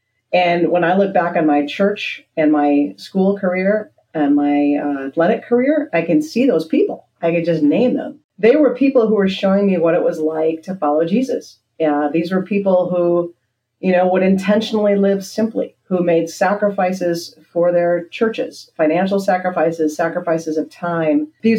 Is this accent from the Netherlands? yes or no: yes; Netherlands; What I try to do with my students is show them the faith that I learned growing up in Holland, which is a faith that is deep and nuanced and not afraid to ask the hard questions.